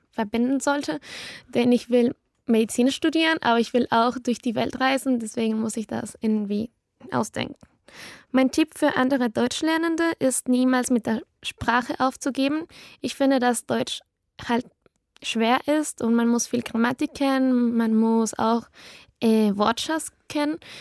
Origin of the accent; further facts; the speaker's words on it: Quito, Pichincha, Ecuador; German is a second language; Ich komme aus Quito, Ecuador